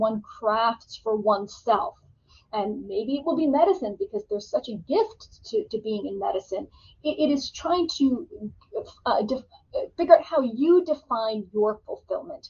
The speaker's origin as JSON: {"language": "English", "region": "Connecticut", "country": "United States", "tie": "born or raised there", "said": "I grew up in Connecticut, went to a public high school there"}